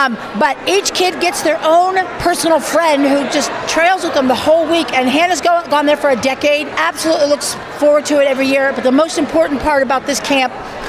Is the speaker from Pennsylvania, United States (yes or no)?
yes; Pittsburgh, Pennsylvania, United States; because we're from Pittsburgh.